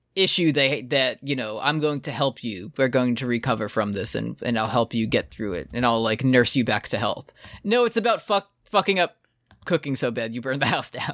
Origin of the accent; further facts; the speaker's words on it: United States; me as an American